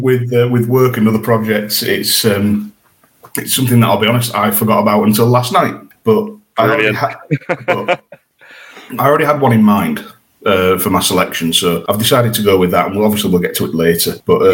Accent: York, Yorkshire and the Humber, United Kingdom; My hometown, York City, have got promotion to, back to the National League.

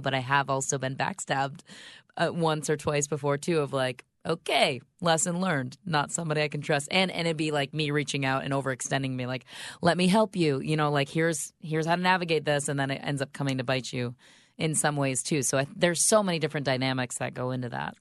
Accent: Grand Rapids, Michigan, United States; moved away as an adult; also born or lived in Secaucus, New Jersey; now in Chicago, United States; I'm from Grand Rapids, Michigan

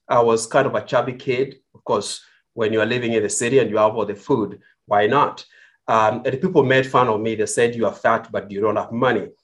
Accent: Kenya; moved away as an adult; now in United States; I was born in Kenya. I grew up in Kenya

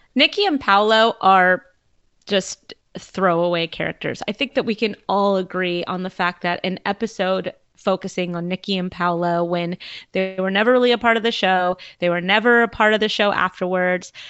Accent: Southern California, United States; moved away; I am originally from Southern California, and I grew up a giant Laker fan.

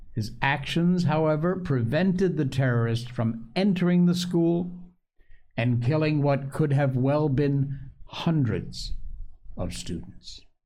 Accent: Connecticut, United States; where I grew up in Connecticut

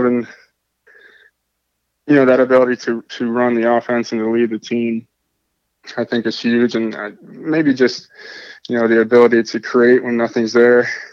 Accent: Toledo, Ohio, United States; I'm originally from Toledo, Ohio

